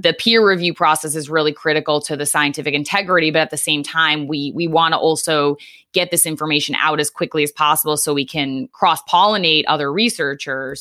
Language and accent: English; Norwich, Connecticut, United States; moved away as an adult; also born or lived in Long Island / New York City; now in Philadelphia suburbs, United States; I grew up in Eastern Connecticut, um, a town called Norwich